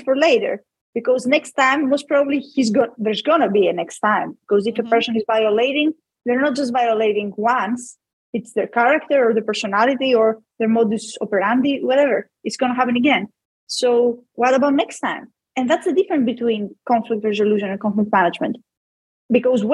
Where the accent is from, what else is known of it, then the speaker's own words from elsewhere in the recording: Greece; I'm a woman in a very patriarchal society that's called Greece